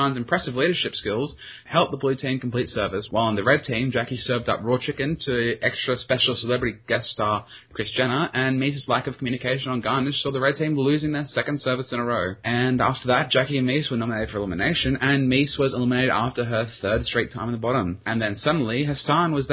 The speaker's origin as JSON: {"language": "English", "country": "Australia", "said": "As an Australian"}